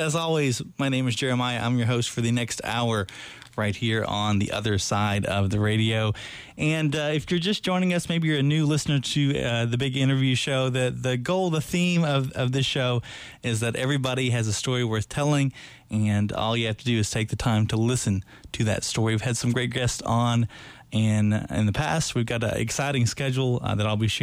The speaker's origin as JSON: {"language": "English", "town": "Monticello", "region": "Kentucky", "country": "United States", "tie": "born or raised there", "said": "I grew up in Monticello"}